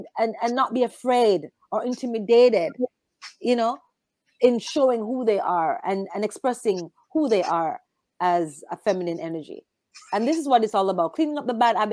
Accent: Jamaica; growing up in Jamaica

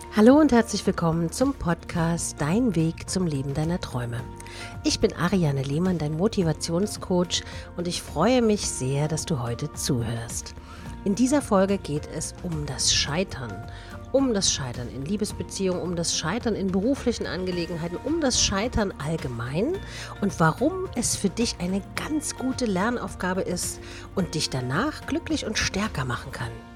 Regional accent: Germany; wir sind Deutsche

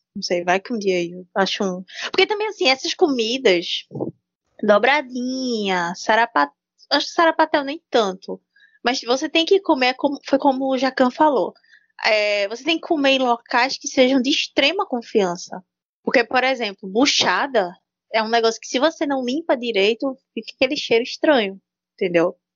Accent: Pernambuco, Brazil; eu sou pernambucana com orgulho

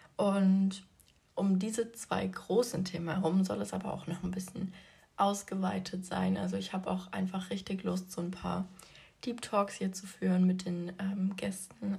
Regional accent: Leipzig, Saxony, Germany; Ich komme aus Leipzig

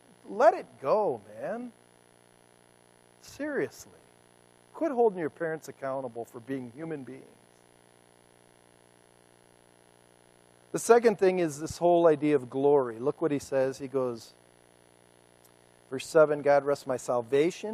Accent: United States; I'm an American

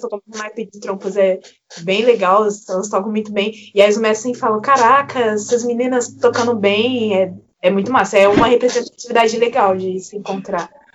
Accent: Barra Mansa, Rio de Janeiro, Brazil; apesar de eu ser do Rio de Janeiro

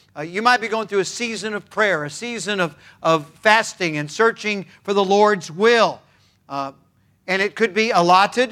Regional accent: California, United States; I was born and raised in California

